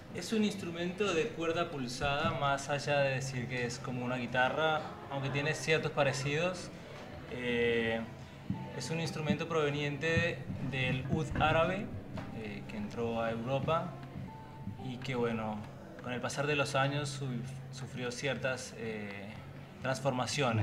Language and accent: Spanish; Colombia; now in Argentina; soy colombiano, hace cinco años estoy acá en la Argentina